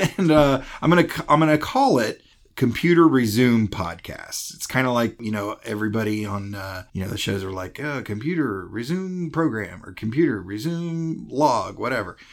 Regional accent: Greenville, South Carolina, United States; I'm from Greenville, South Carolina

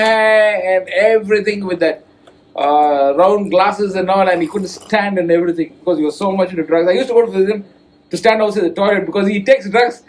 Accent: Tamil Nadu, India; we are from Tamil Nadu

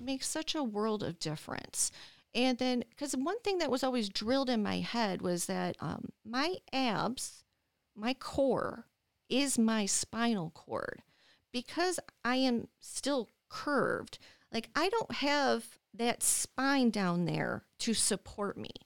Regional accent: Dearborn Heights, Michigan, United States; moved away as an adult; also born or lived in Las Vegas, Nevada; born and raised in Dearborn Heights, and, um, I left Michigan when I was twenty-five to move to Las Vegas, Nevada

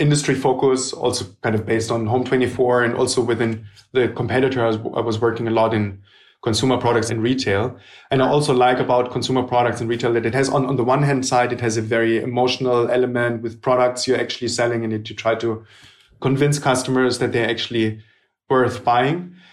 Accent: Germany; also born or lived in Hamburg; I was born in Germany

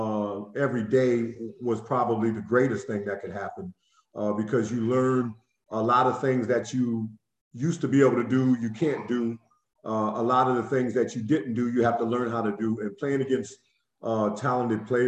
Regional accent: Quincy, Illinois, United States; I grew up in Illinois, Quincy, which was a great place to play high school basketball

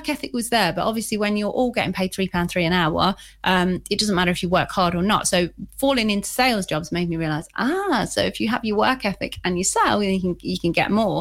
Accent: Leicester, East Midlands, United Kingdom; I'm actually originally from here. And I was brought up in quite a rough area of Leicester, actually.

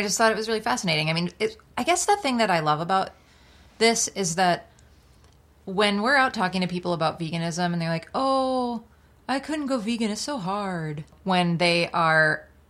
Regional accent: United States; I don't know where in Germany, because I'm an American, and I don't have to pay attention to any other countries and geography at all, because we have that kind of privilege for being American

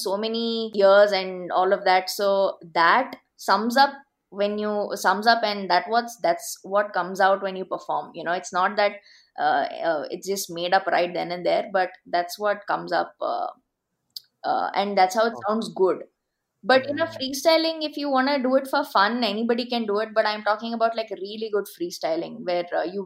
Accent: Bangalore, Karnataka, India; I'm from Bangalore

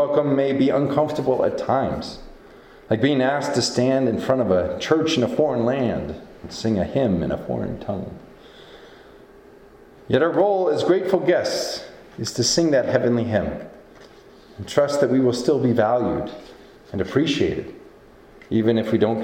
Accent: Iowa, United States; now in Montana, United States; I grew up with in Iowa

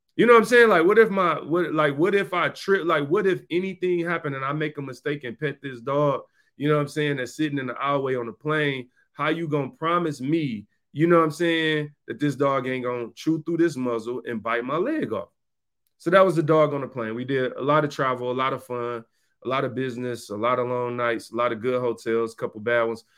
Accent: Detroit, Michigan, United States; in my neighborhood growing up in Detroit

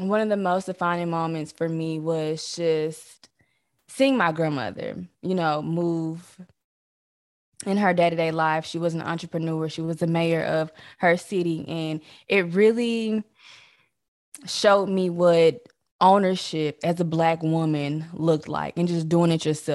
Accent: Missouri, United States; moved away as an adult; also born or lived in Texas; now in Arkansas, United States; I'm from Missouri, and I went to college here

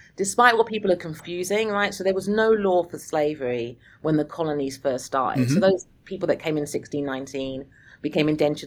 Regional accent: United Kingdom; moved away as an adult; now in Pennsylvania, United States; I'm British

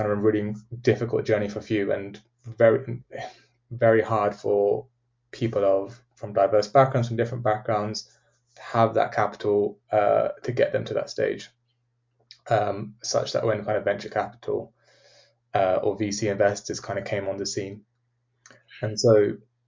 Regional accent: United Kingdom; as British people

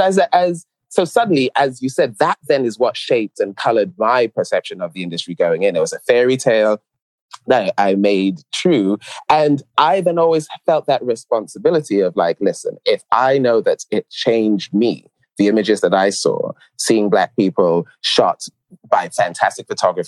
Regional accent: New York, United States; born there; also born or lived in London; Yes, I was living in London, but I was born in New York.

